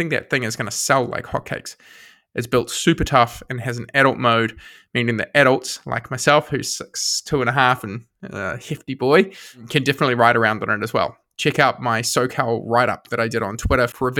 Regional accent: New Zealand; I'm from New Zealand

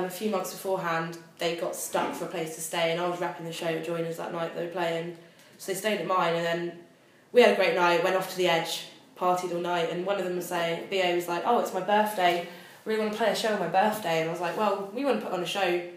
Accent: Salisbury, South West England, United Kingdom; moved away as an adult; now in Southampton, United Kingdom; I'm from Salisbury, which is, well, just the outside of Salisbury, about 40 minutes away

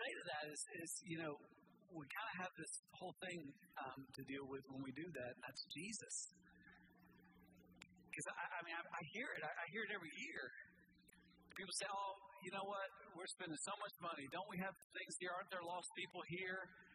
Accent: United States; I'm an American

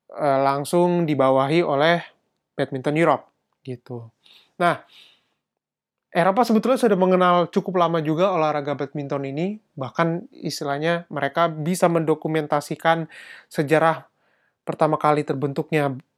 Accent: Indonesia; now in Germany; gue dari Indonesia

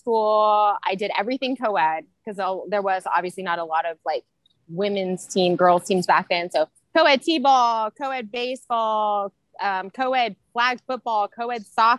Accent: Centralia, Illinois, United States; Centralia, Illinois. So, very small town.

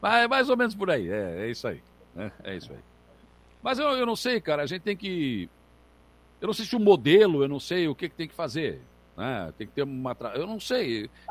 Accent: Rio Grande, Rio Grande do Sul, Brazil; Eu sou de Rio Grande do Rio Grande do Sul

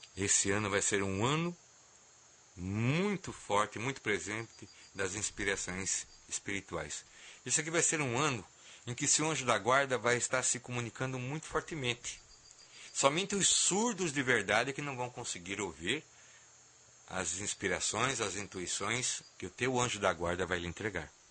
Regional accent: Brazil; nós como Brasil, como, como brasileiros

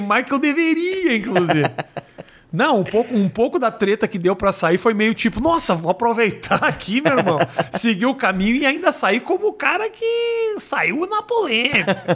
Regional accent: Brazil; sou brasileiro

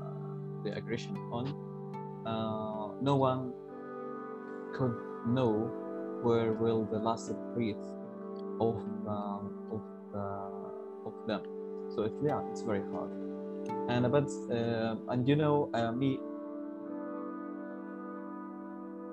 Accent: Gaza, Gaza Strip, Palestine; I'm from Gaza, Palestine

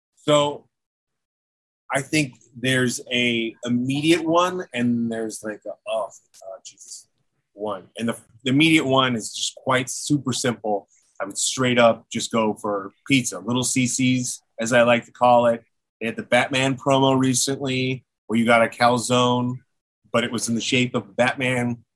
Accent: Philippines; being Filipino

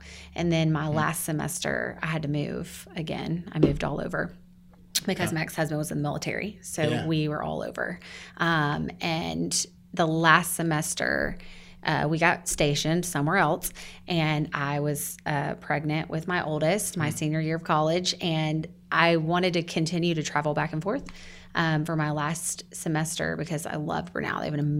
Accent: Buford, Georgia, United States; born and raised Buford.

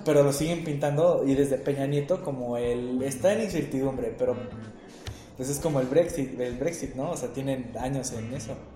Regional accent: Querétaro, Mexico; yo soy parte de los conservadores queretanos en secreto

